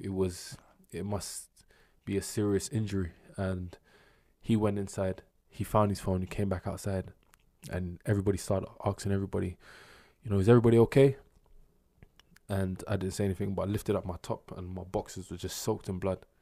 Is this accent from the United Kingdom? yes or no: yes; London, United Kingdom; South East boy